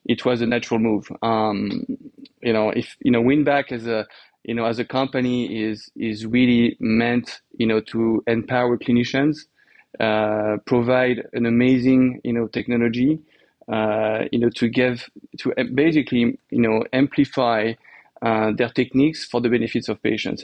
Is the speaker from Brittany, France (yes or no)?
no; Normandy, France; accent: French; English is a second language; moved away as an adult; also born or lived in New York, United States; now in United States; I grew up in France. So in Normandy, in the north of France